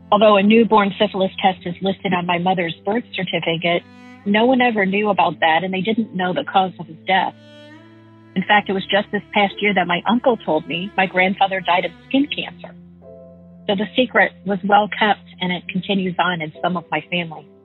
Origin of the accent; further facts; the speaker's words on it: Midwest, United States; I grew up in the Midwest in a family of six.